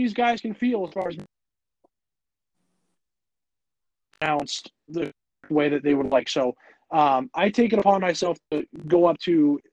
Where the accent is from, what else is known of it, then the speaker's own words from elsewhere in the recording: New England, United States; growing up in New England